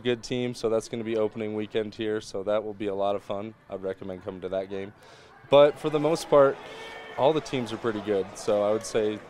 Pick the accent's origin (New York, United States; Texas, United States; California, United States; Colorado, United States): Colorado, United States; Edwards; also born or lived in Vail, Colorado; Yeah, I was born in the Vail Hospital, grew up in Edwards, and this is where I grew up playing hockey, right here.